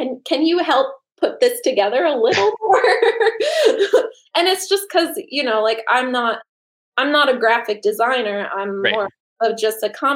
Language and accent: English; Northeast, United States; when I grew up in the Northeast